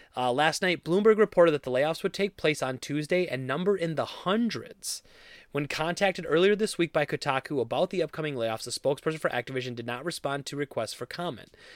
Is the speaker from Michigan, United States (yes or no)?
no; Wisconsin, United States; I'm from Wisconsin